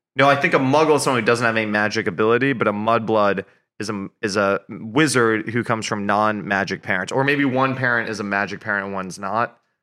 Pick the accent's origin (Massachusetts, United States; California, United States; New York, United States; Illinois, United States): New York, United States; Hastings-on-Hudson; moved away as an adult; also born or lived in Boston; now in Nashville, United States; I grew up in New York, just outside of New York City. So I grew up in Westchester, New York, which is a suburb